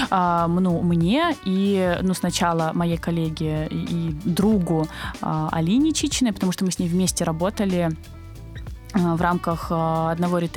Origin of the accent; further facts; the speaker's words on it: Krasnodar, Krasnodar Krai, Russia; moved away as an adult; also born or lived in Almaty, Kazakhstan; now in Saint Petersburg, Russia; родилась и выросла в Краснодаре. А, я, скажем так, я родилась э, вообще в Казахстане, а, а да выросла ладно. в Краснодаре